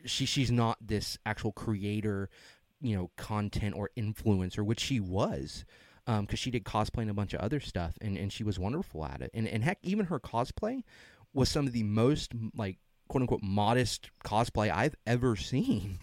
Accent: the South, United States; we're from the South.

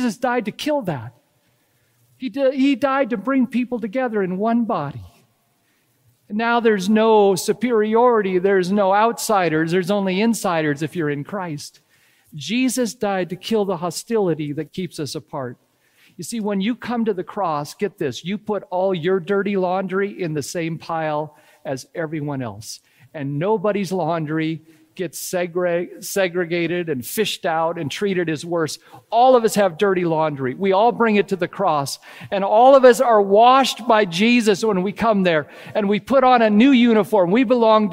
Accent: United States; now in Canada; I was born in the States. We moved to Canada 20 plus years ago, and we became Canadian citizens.

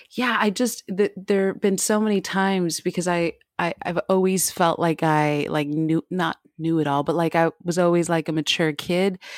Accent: United States; now in Paris, France; I'm an American, uh, Black American girl that that lives in Paris

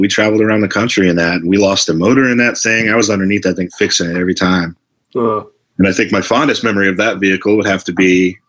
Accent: Port Charlotte, Florida, United States; moved away as an adult; also born or lived in Detroit, Michigan; now in Boston, United States; I grew up in Port Charlotte, Florida.

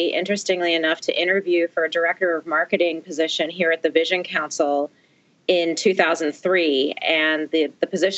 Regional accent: outside of Philadelphia, Pennsylvania, United States; moved away as an adult; also born or lived in Maryland / Washington, D.C.; I grew up outside of Philadelphia

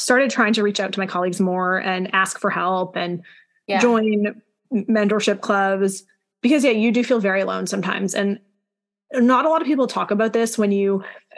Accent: Montreal, Quebec, Canada; now in Kingston, Canada; growing up in Montreal, it's like a super fashionable city

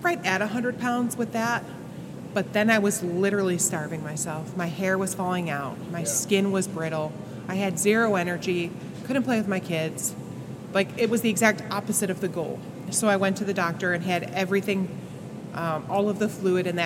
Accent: a little town outside of Buffalo, New York, United States; I grew up in New York, a little town outside of Buffalo.

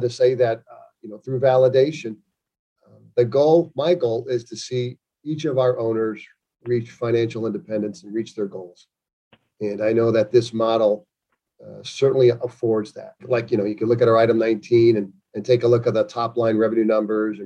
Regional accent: Chicago, Illinois, United States; now in Virginia Beach, United States; growing up in Chicago

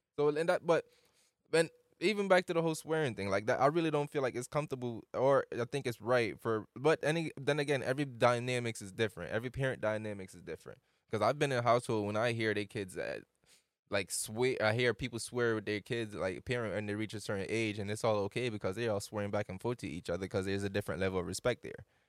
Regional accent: Jamaica; moved away; I'm from Jamaica

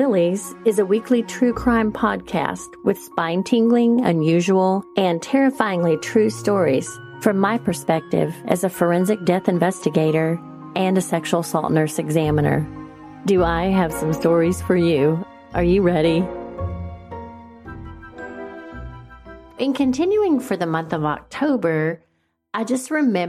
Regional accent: Valley View, Texas, United States; our house in the little town of Valley View, Texas. Shout out to my hometown.

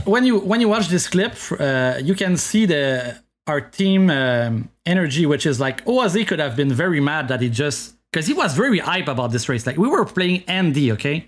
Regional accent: Canada; first language French; English is a second language; I'm French from Canada

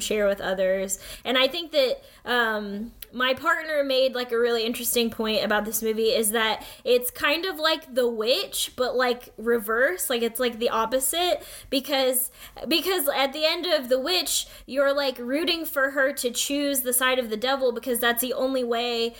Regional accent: United States; growing up as a Filipino-American, as, like, one of only a few Asian, like, students at school

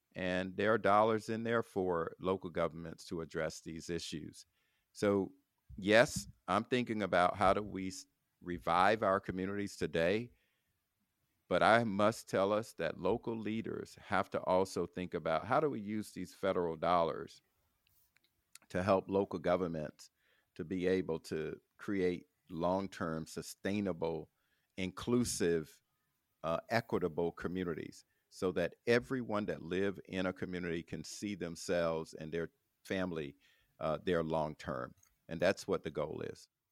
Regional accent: Florida, United States; my home state of, of Florida

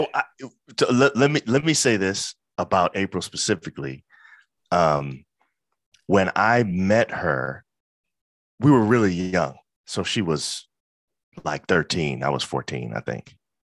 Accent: Brooklyn, New York, United States; I'm from Brooklyn. You know what I'm saying? That's very important.

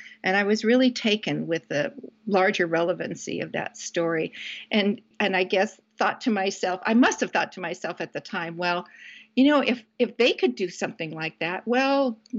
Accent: Puget Sound area of Washington State, United States; moved away; I grew up in the Puget Sound area of Washington State, and our family camped.

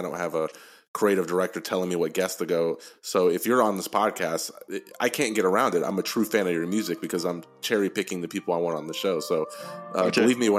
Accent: Texas, United States; Yeah, I'm from Texas.

